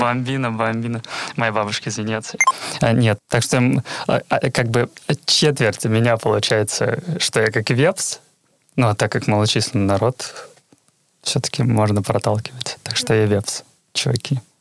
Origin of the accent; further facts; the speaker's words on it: Petrozavodsk, Republic of Karelia, Russia; first language Russian; moved away as an adult; now in Kirkkonummi, Finland; я из Петрозаводска, столица Карелии